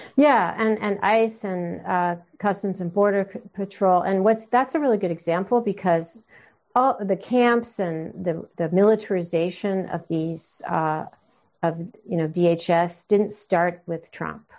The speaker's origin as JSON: {"language": "English", "country": "United States", "said": "being an American, uh, child of immigrants. My mom's from Scotland. My dad's from, uh, Israel"}